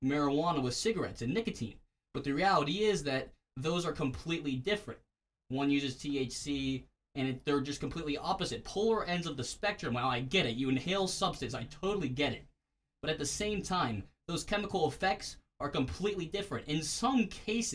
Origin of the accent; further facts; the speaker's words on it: Clarksville, Maryland, United States; I'm from Clarksville, Maryland